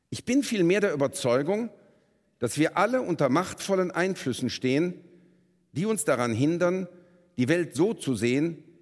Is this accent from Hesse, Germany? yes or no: no; Bonn, North Rhine-Westphalia, Germany; born there; Ähm, ich bin in Bonn geboren, rechtsrheinisch in Beul, beginnt für uns die große Straße nach Moskau.